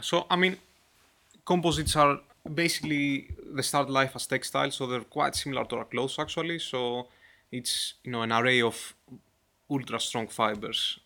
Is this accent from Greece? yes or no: yes; Greece; I'm from Greece